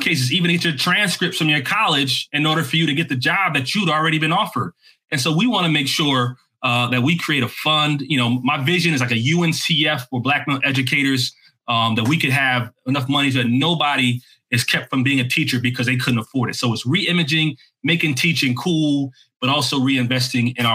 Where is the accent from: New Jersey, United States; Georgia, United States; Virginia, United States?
New Jersey, United States; also born or lived in Maryland; I'm from Jersey.